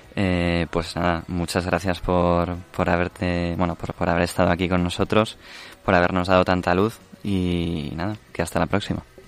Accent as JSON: {"language": "Spanish", "town": "Medellín", "region": "Antioquia", "country": "Colombia", "said": "soy de Medellín, Colombia"}